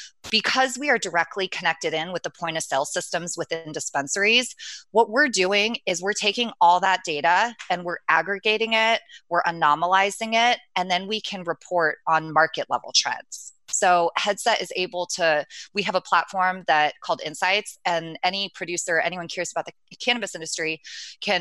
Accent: Orange County, California, United States; moved away as an adult; now in San Francisco, United States; I'm a SoCal girl. I was born and raised in Orange County

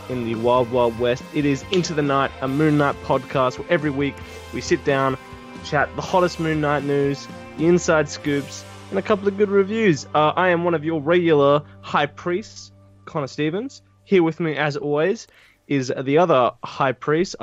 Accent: Australia; we're all Australian

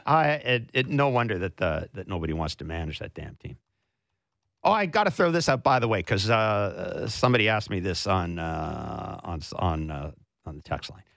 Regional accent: Southern Manitoba, Canada; moved away; this hometown's in the Bible Belt

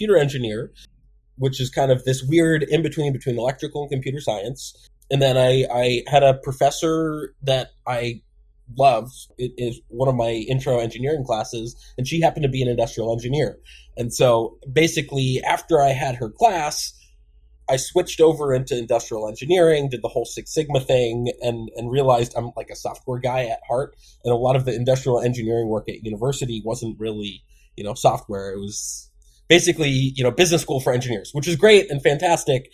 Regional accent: Newton, Massachusetts, United States; also born or lived in California; I grew up just outside of Boston in a town called Newton.

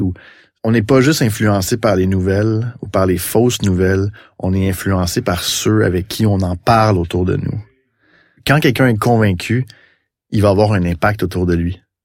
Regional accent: Lacolle, Quebec, Canada; la colle, c'est là d'où je viens. Je suis né là. J'ai grandi là

